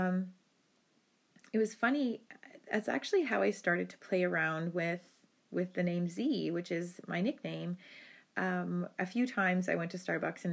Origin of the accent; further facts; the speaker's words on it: Rocky Bay First Nation, Northern Ontario, Canada; now in Thunder Bay, Canada; I'm Anishinaabe from Binjitiwabik, Saging Anishinaabek, which is Rocky Bay First Nation in Northern Ontario. And I'm an urban Indigenous person. I live in Thunder Bay, Ontario